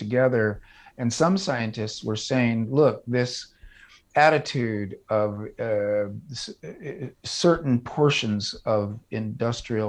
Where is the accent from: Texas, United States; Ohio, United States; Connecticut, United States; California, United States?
California, United States; Orange County; now in Davis, United States; I grew up in Orange County, California.